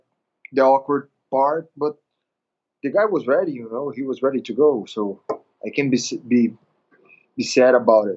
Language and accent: English; Belém, Pará, Brazil; training here in Belém, my hometown, my home city